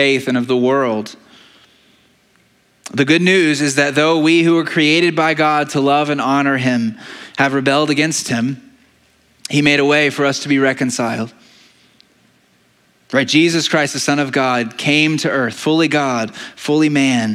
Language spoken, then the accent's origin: English; United States; we are American citizens